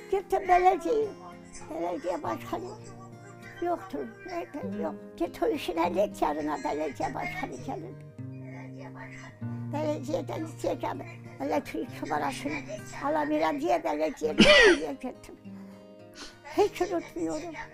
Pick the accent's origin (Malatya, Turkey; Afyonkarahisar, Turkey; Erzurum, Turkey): Erzurum, Turkey; Ben Erzurum doğumluyum. İlkokul okudum Erzurum'da. Büyüdüm, ailemi tanıdım. Annem Erzurumlu Kümbetçi Hoca.